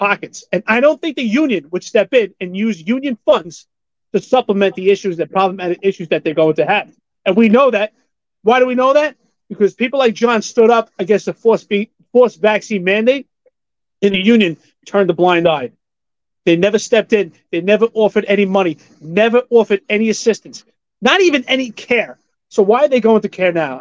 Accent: New York City, New York, United States; growing up in Staten Island, Brooklyn, blue collar type work

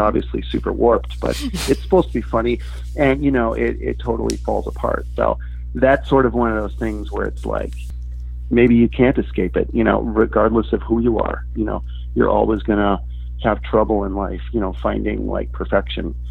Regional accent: Milwaukee, Wisconsin, United States; moved away as an adult; also born or lived in Chicago; I'm originally from Milwaukee, but uh, I moved to Chicago um, shortly after graduating from college

